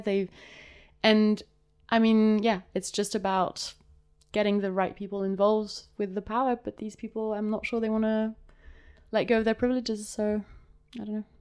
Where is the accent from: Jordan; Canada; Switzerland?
Switzerland; Geneva; so I'm I am from Switzerland. I grew up here until I was 19